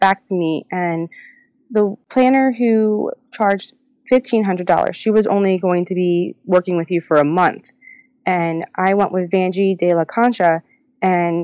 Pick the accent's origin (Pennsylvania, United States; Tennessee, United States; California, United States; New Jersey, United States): Pennsylvania, United States; we're all from Pennsylvania